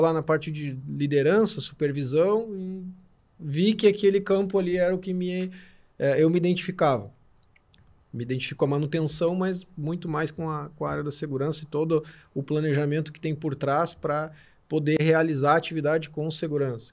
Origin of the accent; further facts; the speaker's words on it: Torres, Rio Grande do Sul, Brazil; Eu venho de Torres, trabalho com turismo de aventura